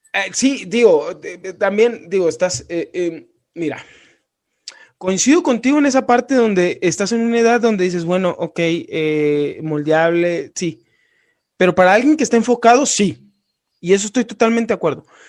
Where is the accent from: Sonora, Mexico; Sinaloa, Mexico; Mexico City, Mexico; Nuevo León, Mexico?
Sinaloa, Mexico; now in Guanajuato, Mexico; yo soy de Sinaloa